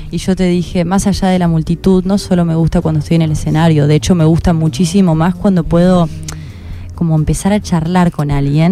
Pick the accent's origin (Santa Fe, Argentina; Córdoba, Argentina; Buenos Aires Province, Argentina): Córdoba, Argentina; moved away as an adult; now in Buenos Aires, Argentina; yo soy de Córdoba